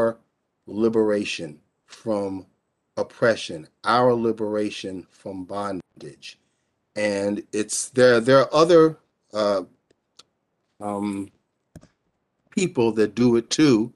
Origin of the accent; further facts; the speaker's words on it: Englewood, New Jersey, United States; my hometown in Englewood